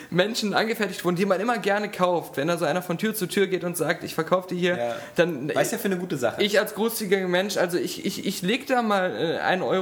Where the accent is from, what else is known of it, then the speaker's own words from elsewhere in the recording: Cologne, North Rhine-Westphalia, Germany; Also ich als Kölner, das ist ja mein Messias.